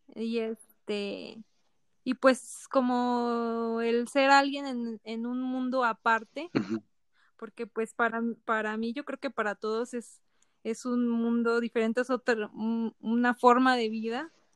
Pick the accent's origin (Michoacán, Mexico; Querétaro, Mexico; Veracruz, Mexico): Veracruz, Mexico; Poza Rica; now in San Luis, Mexico; yo soy de Poza Rica, Veracruz